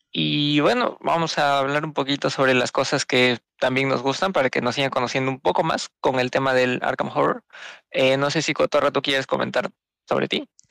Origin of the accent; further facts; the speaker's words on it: Peru; soy de Perú bien bonito mi país